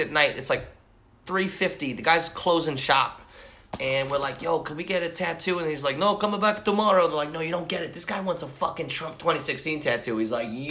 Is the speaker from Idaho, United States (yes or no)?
no; Long Island, New York, United States; I grew up in Long Island